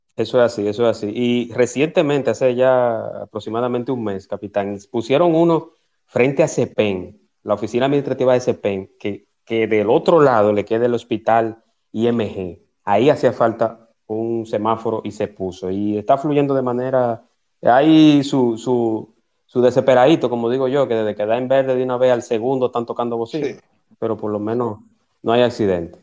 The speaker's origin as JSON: {"language": "Spanish", "town": "Santo Domingo", "region": "Distrito Nacional", "country": "Dominican Republic", "tie": "born or raised there", "moved": "as an adult", "lives_now": "Punta Cana, Dominican Republic", "said": "yo vivo aquí en Punta Cana, pero nací y me crié en Santo Domingo"}